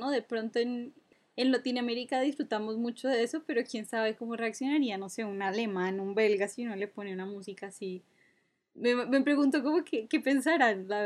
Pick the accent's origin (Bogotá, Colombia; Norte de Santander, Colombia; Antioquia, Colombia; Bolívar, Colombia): Norte de Santander, Colombia; Cúcuta; ya en Cúcuta creo que ya no existe, eh, porque soy de allá, para todos los que se preguntan, no tengo acento